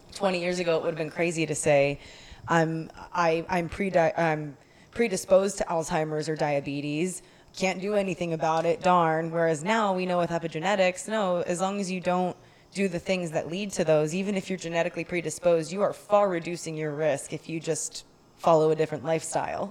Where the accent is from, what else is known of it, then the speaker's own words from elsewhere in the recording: Texas, United States; as a Texan